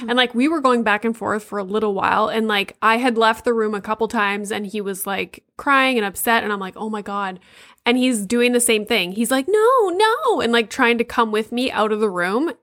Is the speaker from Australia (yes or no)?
no; Sudbury, Ontario, Canada; moved away; I'm from Sudbury, so, like, up there